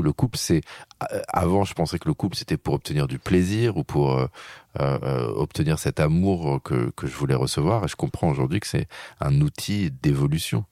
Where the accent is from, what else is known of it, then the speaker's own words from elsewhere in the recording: France; je suis un Français